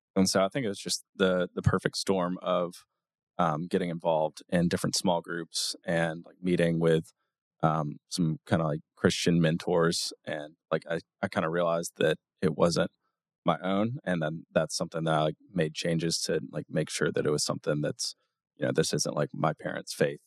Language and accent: English; Auburn, Alabama, United States; now in Nashville, United States; I grew up in Auburn, Alabama.